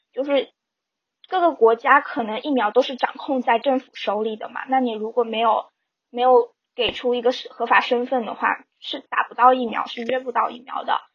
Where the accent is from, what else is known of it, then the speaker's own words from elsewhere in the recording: Fujian, China; now in Canada; 我是福建人